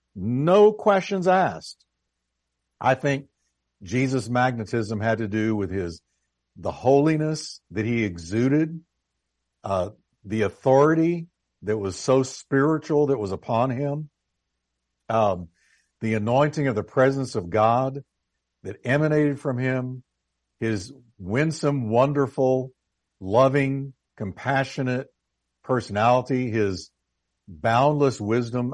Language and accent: English; United States; I've grown up here as as you have. I'm I'm American head to toe.